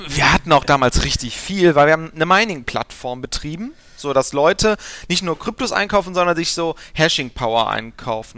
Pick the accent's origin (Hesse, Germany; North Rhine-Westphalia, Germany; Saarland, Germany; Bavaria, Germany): North Rhine-Westphalia, Germany; Aachen; also born or lived in Gelsenkirchen; gebürtig komme ich aus Aachen